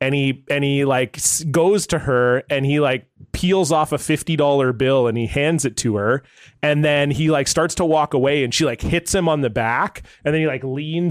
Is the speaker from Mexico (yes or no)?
no; Ontario, Canada; moved away; I grew up in Ontario